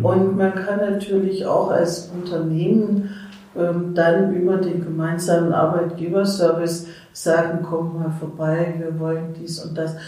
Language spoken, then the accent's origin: German; Mannheim, Baden-Württemberg, Germany; moved away as an adult; now in Erfurt, Germany; Ich komme aus Mannheim